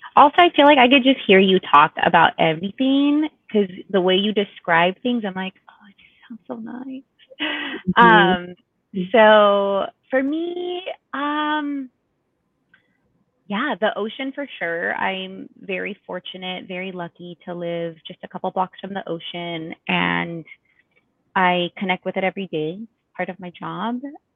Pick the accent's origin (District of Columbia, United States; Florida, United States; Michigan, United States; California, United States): California, United States; South Gate; Having grown up in a city, and I grew up in Southgate, California, we didn't really have like a lot of green spaces.